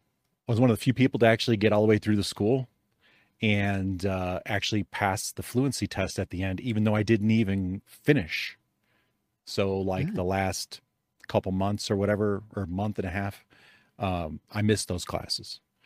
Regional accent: Calumet City, Illinois, United States; Chicago. Yeah. Mm-hmm. Calumet City, Illinois, same place that the Blues Brothers are from.

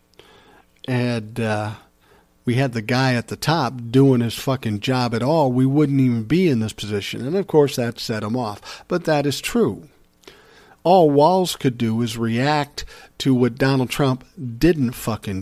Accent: Minnesota, United States; my home state of Minnesota

